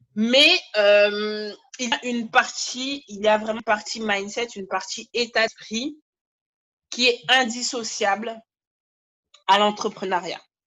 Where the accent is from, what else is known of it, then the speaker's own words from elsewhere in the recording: Guadeloupe; je suis Guadeloupéenne